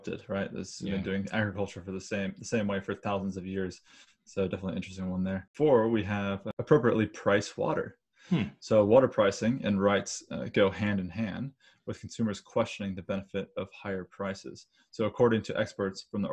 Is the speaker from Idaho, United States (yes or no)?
yes; Idaho, United States; my hometown is in Idaho